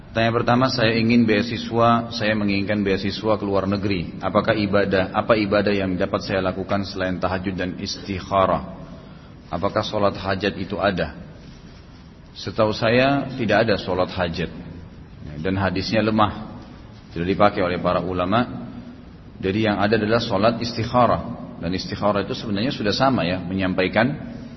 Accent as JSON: {"language": "Indonesian", "country": "Indonesia", "tie": "born or raised there", "said": "kita nih semua lahir di Indonesia"}